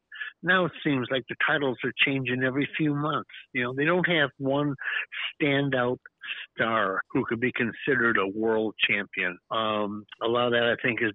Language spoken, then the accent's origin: English; Detroit, Michigan, United States; Born and raised in Detroit